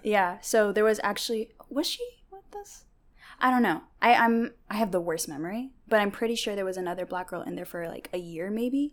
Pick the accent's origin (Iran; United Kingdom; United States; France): United States; Bothell, Washington; first language Tigrinya; English is a second language; also born or lived in Eritrea / Seattle; I moved to Seattle when I was three, but I grew up in Bothell